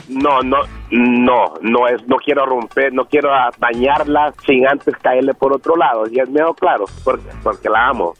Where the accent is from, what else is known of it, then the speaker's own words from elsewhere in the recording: El Salvador; moved away; soy salvadoreño